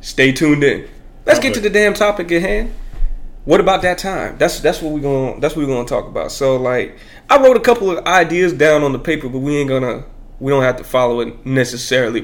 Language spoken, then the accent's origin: English; Warrenton, North Carolina, United States; also born or lived in Bronx, New York; I'm from Warrenton, North Carolina. I was just born there